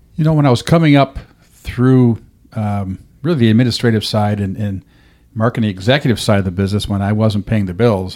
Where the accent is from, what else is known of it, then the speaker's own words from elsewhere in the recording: Rochester, New York, United States; now in Dothan, United States; that was my hometown team. I grew up there